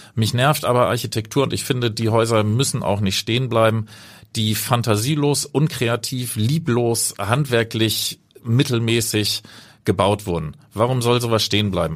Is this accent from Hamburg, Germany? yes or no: yes; Hamburg, Germany; also born or lived in Cape Town, South Africa; Meine Heimat ist natürlich Hamburg, wird es auch immer bleiben.